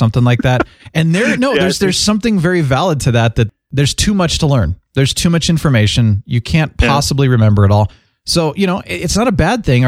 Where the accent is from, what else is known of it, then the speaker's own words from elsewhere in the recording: Phoenix, Arizona, United States; I am from Phoenix. That is the Southwest